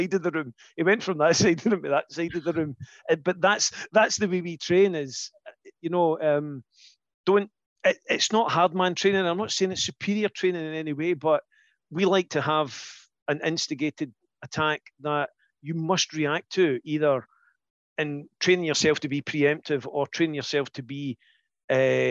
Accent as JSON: {"language": "English", "region": "Scotland", "country": "United Kingdom", "said": "we're Scottish"}